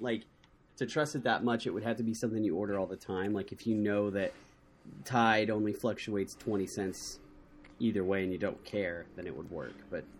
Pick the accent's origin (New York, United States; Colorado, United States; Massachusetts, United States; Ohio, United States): Ohio, United States; my hometown in Ohio